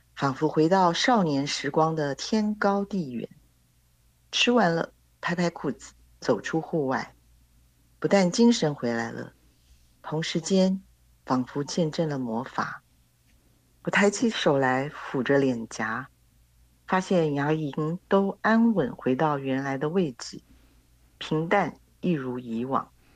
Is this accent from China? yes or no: no; Taiwan; 我们台湾的芒果真的很甜